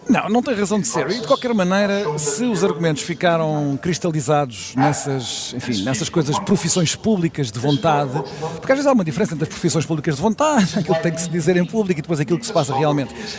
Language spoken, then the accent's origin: Portuguese; Setúbal, Portugal; de onde eu sou originário, nascido e criado em Setúbal, na cidade de Setúbal